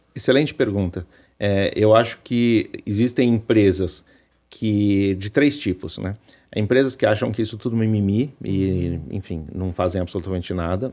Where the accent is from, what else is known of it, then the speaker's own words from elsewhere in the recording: Brazil; nós, como brasileiros